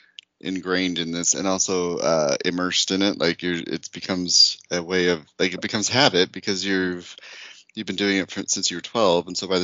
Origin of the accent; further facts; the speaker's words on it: Utah, United States; I grew up in Utah